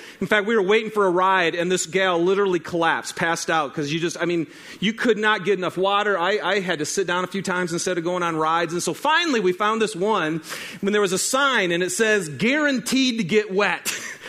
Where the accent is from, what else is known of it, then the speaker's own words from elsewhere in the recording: Michigan, United States; we were back in Michigan, my hometown. So that would be a state, my home state.